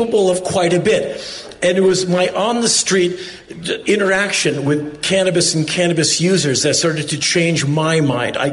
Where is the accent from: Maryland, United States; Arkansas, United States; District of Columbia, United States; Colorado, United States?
District of Columbia, United States; Washington; I come from Washington, D.C.